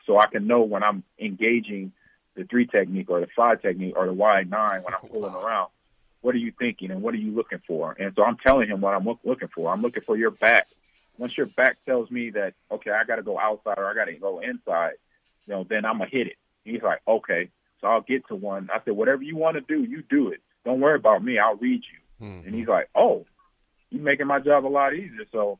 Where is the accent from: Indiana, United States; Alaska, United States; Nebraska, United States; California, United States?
Nebraska, United States; Omaha; moved away; I grew up in Omaha, Nebraska. I played football at Lincoln, played football at Omaha Central.